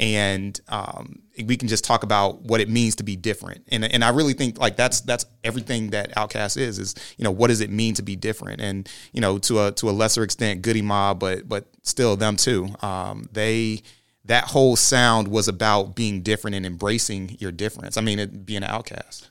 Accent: Orlando, Florida, United States; growing up in Orlando, Central Florida

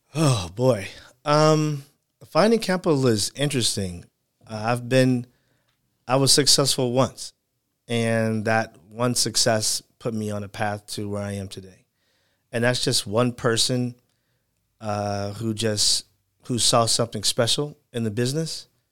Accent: Chicago, Illinois, United States; I'm from Chicago, so we say Michael Jordan is our hero

